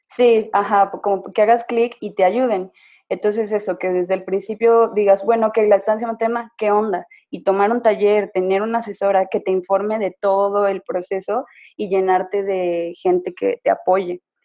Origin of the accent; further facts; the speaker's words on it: San Luis Potosí, Mexico; moved away as an adult; now in Mexico City, Mexico; Soy de San Luis Potosí, pero tengo seis meses que me fui a residir a la Ciudad de México por trabajo de mi pareja